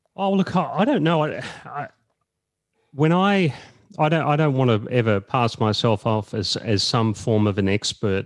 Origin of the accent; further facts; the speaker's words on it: Echuca, Victoria, Australia; I was born in Echuca, uh, in, in country Victoria, just on the Murray there